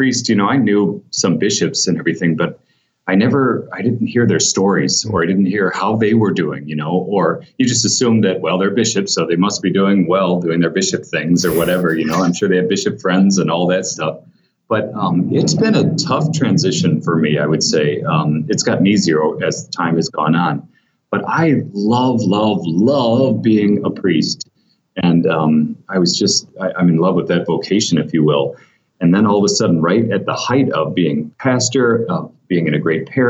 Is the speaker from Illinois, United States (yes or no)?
no; South Bend, Indiana, United States; moved away as an adult; now in Florida, United States; I grew up in South Bend, Indiana